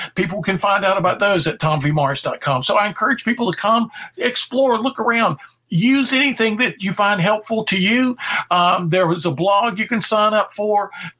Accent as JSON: {"language": "English", "region": "the South", "country": "United States", "accent": "Southern"}